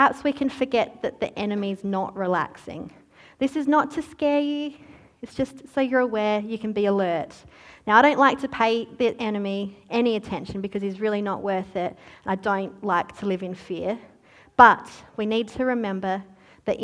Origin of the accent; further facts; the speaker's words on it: Australia; oh, Australia